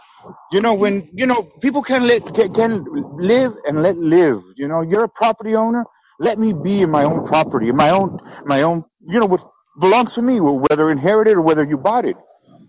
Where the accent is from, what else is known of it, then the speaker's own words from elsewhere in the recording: California, United States; It's almost similar here, like what the Dems do here in California. Because I'm from California.